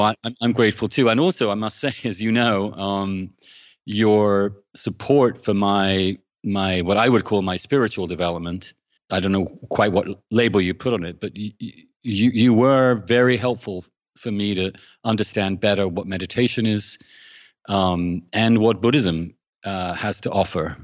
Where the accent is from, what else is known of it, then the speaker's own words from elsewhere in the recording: England, United Kingdom; moved away as an adult; I grew up in England, um, in the seventies and eighties